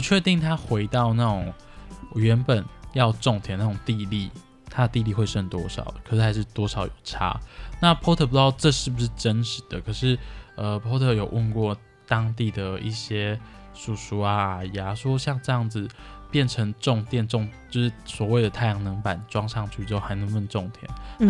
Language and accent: Chinese; Taiwan; 我从小生活在乡下